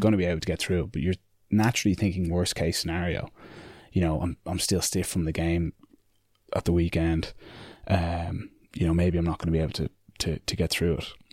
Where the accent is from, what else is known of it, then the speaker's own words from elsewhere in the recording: Ireland; it is an Irish thing that we, you know, we put each other down, we put ourselves down